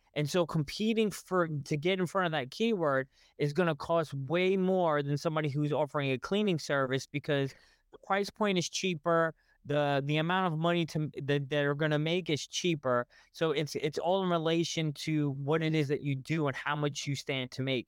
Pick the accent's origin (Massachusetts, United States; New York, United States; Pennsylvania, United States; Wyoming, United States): New York, United States; I'm from New York